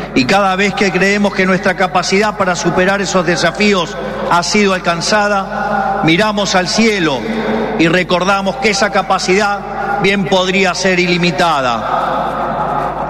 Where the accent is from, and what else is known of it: Argentina